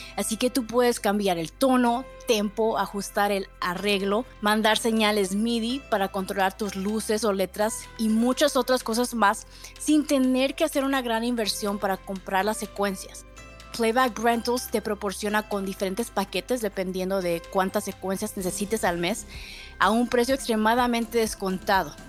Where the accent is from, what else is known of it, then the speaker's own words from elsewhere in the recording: Mexico; now in Austin, United States; como mexicana